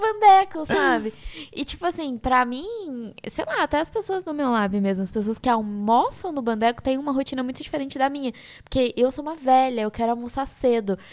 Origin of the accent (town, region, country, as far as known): Brazil; accent: mineroca (Minas Gerais/Rio mix); now in São Paulo, Brazil